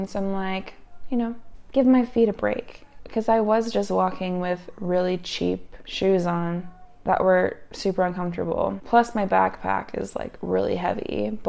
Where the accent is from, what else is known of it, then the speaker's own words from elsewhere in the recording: Utah, United States; So I'm from Utah. I'm from a very high elevation place.